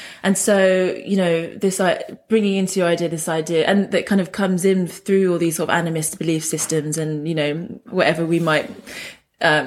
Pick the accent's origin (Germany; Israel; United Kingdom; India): United Kingdom; London; I grew up in London in a place called Hounslow, which is sort of like right near Heathrow Airport